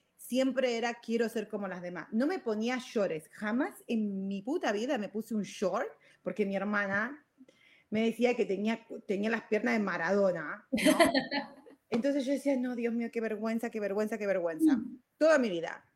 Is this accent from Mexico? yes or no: no; Argentina; moved away; also born or lived in Virginia / California; soy argentina